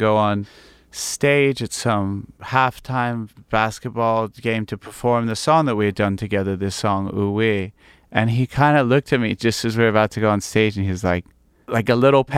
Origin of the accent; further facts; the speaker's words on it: United States; also born or lived in England; I kind of spent most of my life really growing up in America.